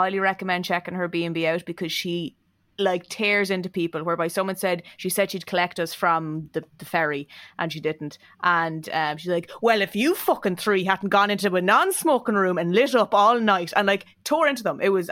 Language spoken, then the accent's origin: English; County Meath, Ireland; I'm from Meath